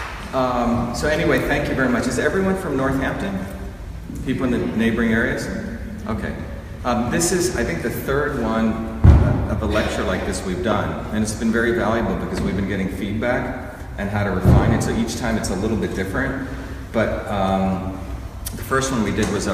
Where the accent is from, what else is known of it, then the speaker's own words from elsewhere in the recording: India; moved away; I grew up in India where there was a caste system